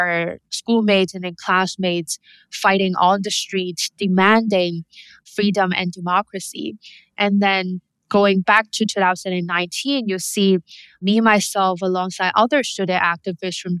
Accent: Hong Kong; growing up in Hong Kong

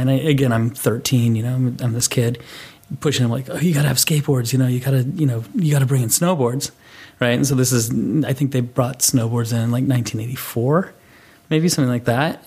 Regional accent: Boulder, Colorado, United States; I grew up in Boulder, Colorado

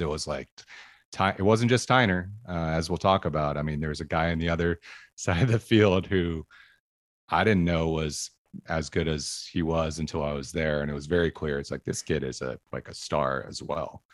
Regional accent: Medford, Oregon, United States; I grew up in Medford

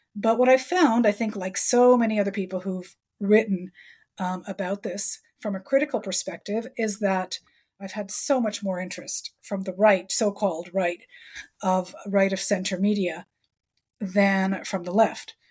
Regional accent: Canada

